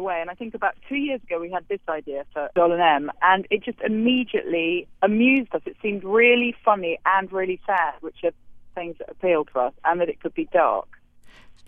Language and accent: English; England, United Kingdom; now in New York, United States; as an English person